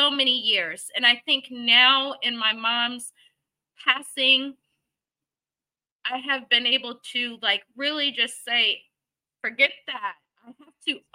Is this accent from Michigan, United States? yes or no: yes; Michigan, United States; now in Arlington, United States; I'm from Michigan, you know, backwoods, hillbilly type stuff